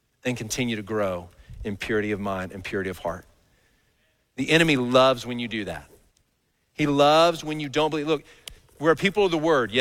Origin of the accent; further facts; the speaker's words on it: Dallas, Texas, United States; I grew up in Dallas.